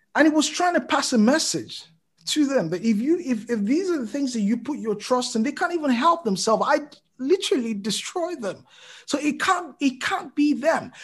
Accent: Lagos, Nigeria; moved away as an adult; also born or lived in Djibouti / Ibadan, Nigeria; I lived in Lagos literally, you know, all my life

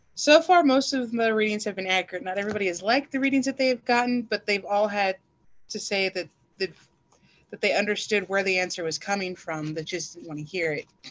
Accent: El Paso, Texas, United States; moved away as an adult; also born or lived in the South; now in Oregon, United States; I'm originally from El Paso, Texas

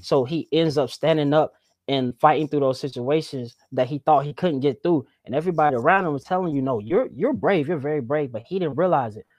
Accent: the South, United States; I was from the South

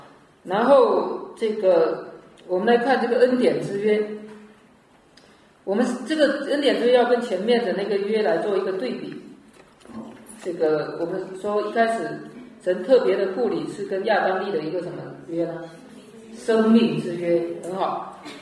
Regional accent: Fujian, China; 以前我记得我们那边我是福建的

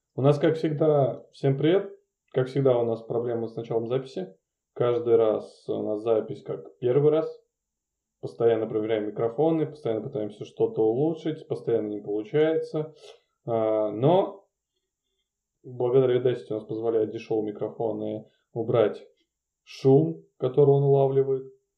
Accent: Murmansk, Murmansk Oblast, Russia; это чисто из-за детства, потому что я каждый год из Мурманска в Ивановскую область проезжал

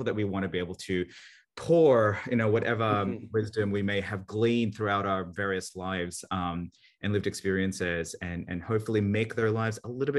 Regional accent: Sydney, New South Wales, Australia; moved away; also born or lived in Manila, Philippines / Santa Barbara, United States; Personally, I was born in Manila, Philippines during the Marcos dictatorship, and my family fled that turmoil to Sydney, Australia, where this weird accent comes from. And then at some point, we also moved to Santa Barbara, California.

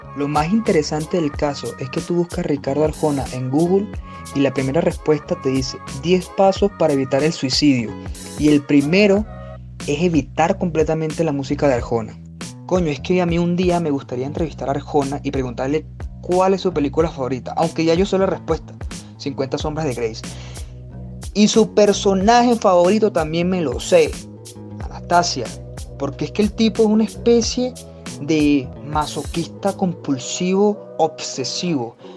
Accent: Paraguaná, Falcón, Venezuela; moved away; Nació mi abuelo, después nació mi papá y ahí nací yo familia completamente paraguanera, me siento igual orgulloso

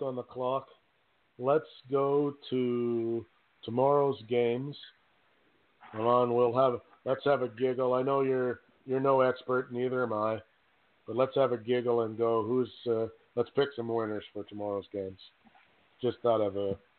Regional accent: Canada; I'm a Canadian

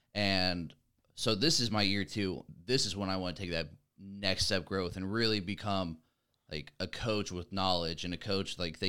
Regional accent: Ohio, United States; also born or lived in Montana / Idaho / California; I moved to Ohio when I was in like fourth grade. I was born in Montana, moved to Idaho after I was like 3 years old. My dad joined the Air Force, lived in California for a year and moved to Ohio.

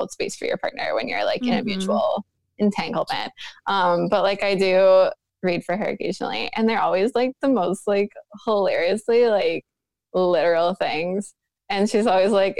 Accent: New York, United States; I'm from New York State originally

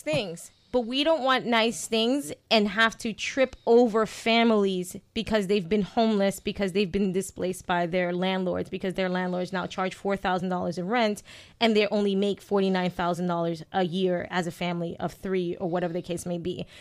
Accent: New York City, New York, United States; now in Worcester, United States; I'm from Brooklyn

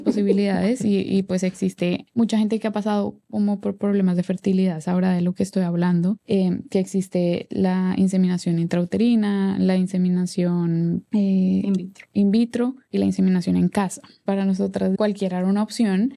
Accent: Colombia; now in Atlanta, United States; soy cantante y compositora orgullosamente colombiana. En este momento vivo en Atlanta, en Estados Unidos.

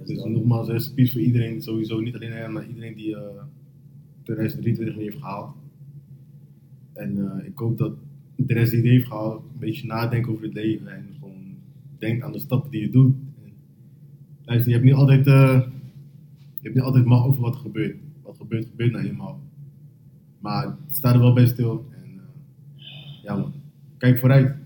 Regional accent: Rotterdam, South Holland, Netherlands; ik ben van Rotterdam

